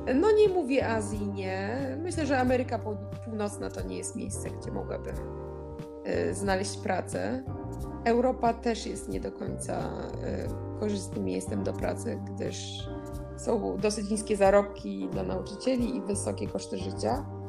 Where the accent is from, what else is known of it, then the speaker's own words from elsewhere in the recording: Poland; moved away; pochodzimy z takiego kraju jak Polska